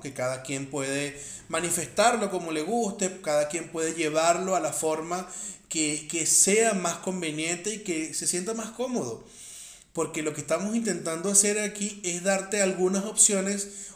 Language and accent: Spanish; Venezuela; soy de Venezuela